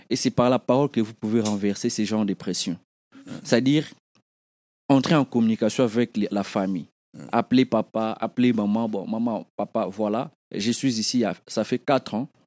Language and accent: French; DR Congo; Parce que ceux qui sont au Congo, moi, en grandissant au Congo, on connaissait des gens, on avait des vieux dans les quartiers, dans nos quartiers.